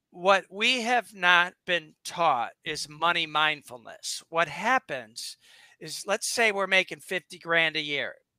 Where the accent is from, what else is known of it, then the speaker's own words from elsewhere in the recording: suburb of Detroit, Michigan, United States; now in Boca Raton, United States; my dad moved us uh, when I was three to a suburb on the water.